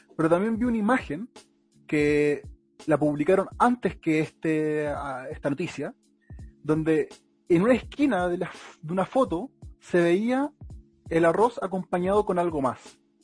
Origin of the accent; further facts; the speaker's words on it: Melipilla, Santiago Metropolitan Region, Chile; una página melepillana de mi ciudad natal